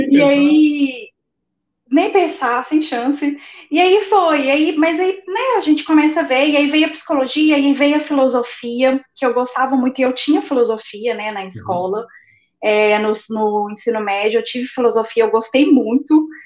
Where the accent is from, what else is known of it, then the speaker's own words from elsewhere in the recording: Belo Horizonte, Minas Gerais, Brazil; Sou de, de Minas, Minas, é